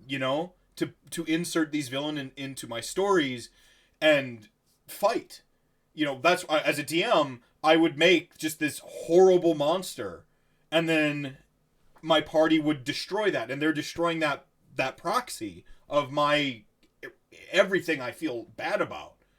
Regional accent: Wisconsin, United States; I'm just from Wisconsin

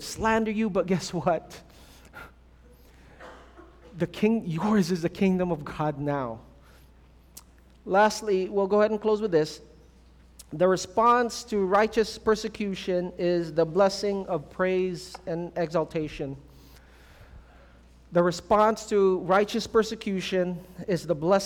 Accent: California, United States; moved away; also born or lived in Philippines; I'm, from California

